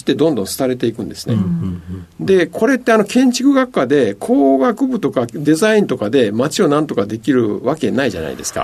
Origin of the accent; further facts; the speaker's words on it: Ehime, Japan; 愛媛県の出身でございます